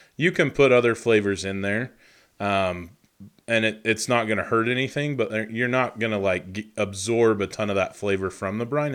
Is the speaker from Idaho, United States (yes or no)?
yes; Idaho, United States; I was born in Idaho